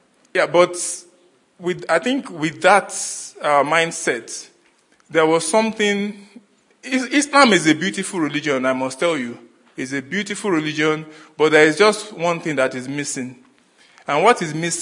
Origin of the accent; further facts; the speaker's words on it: Nigeria; moved away as an adult; now in Australia; I come from Nigeria, and I migrated to Australia in 2017 with my family.